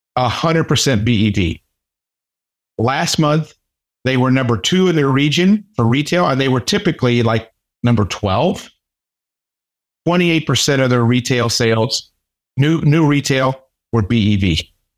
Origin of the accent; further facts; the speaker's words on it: United States; being an American